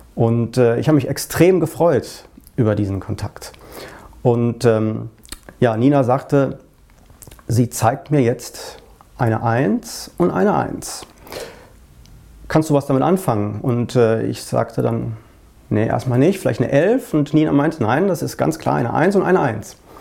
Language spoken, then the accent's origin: German; Essen, North Rhine-Westphalia, Germany; in Essen, in meiner Heimatstadt